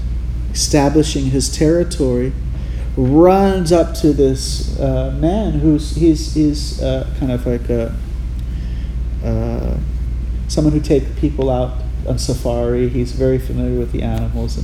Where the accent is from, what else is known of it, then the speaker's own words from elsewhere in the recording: Hawaii, United States; I grew up in Hawaii